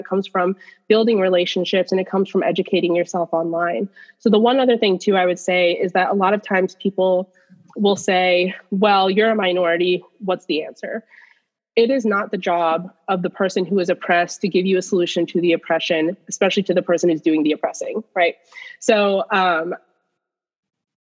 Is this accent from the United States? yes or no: yes; United States; also born or lived in Pakistan; I moved to the United States and I was less than a year old. So American is my culture.